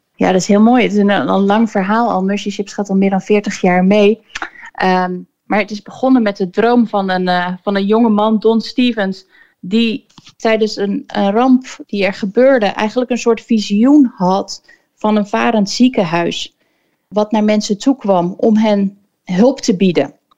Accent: Koudekerke, Zeeland, Netherlands; moved away as an adult; Ik, eh, ben opgegroeid in, eh, in Koudekerken op Walcheren

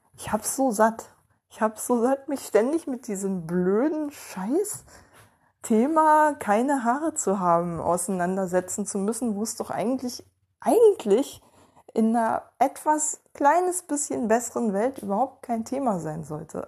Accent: Ueckermünde, Mecklenburg-Vorpommern, Germany; in meiner Heimatstadt

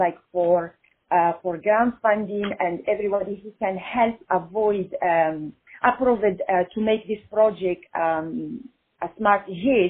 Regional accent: Italy; moved away as an adult; now in Los Angeles, United States; I am Italian too

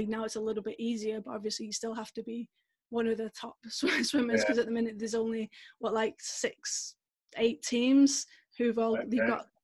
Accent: Manchester, North West England, United Kingdom; I'm from Manchester, we had the Commonwealth Games here in Manchester

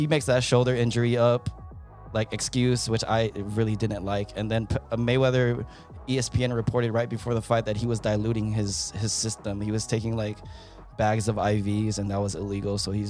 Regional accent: Philippines; I'm not going to make any excuses for Pacquiao just because I'm Filipino

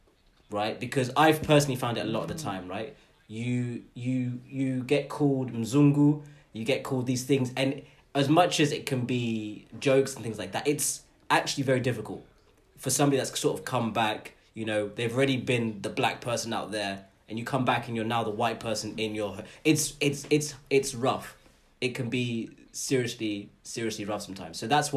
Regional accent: Kenya; what I'd ask for is to still be treated like I am a Kenyan. Because a lot of time I feel like I'm not.

